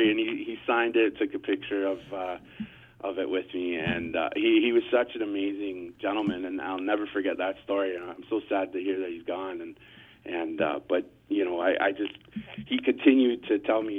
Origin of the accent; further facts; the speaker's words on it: Barrie, Ontario, Canada; the Barrie Colts, which is my hometown here.